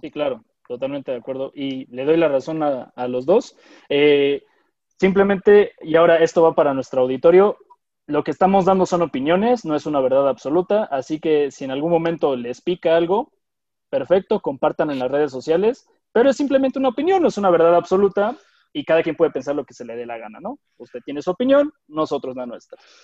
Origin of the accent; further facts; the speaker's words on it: Mexico; somos mexicanos, orgullosamente mexicanos, amamos a nuestro México